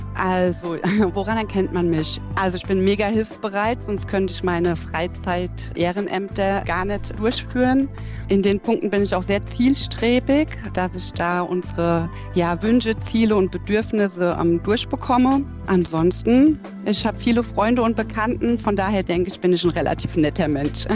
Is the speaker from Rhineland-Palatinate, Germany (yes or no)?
yes; Nack, Rhineland-Palatinate, Germany; also born or lived in Alzey; bin ich in Alzey nur geboren und groß geworden bin ich in Nack, das ist so zehn Kilometer von Alzey entfernt.